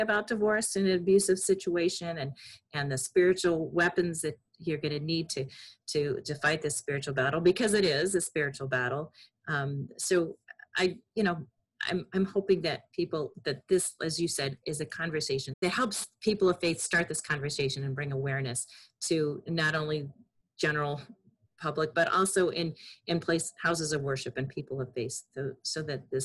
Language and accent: English; Chicago, Illinois, United States; Growing up in Chicago